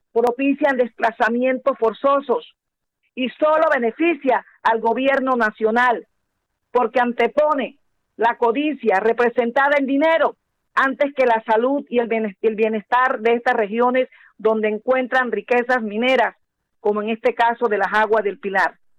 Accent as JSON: {"language": "Spanish", "region": "La Guajira", "country": "Colombia", "said": "mi querida hermosa tierra, La Guajira"}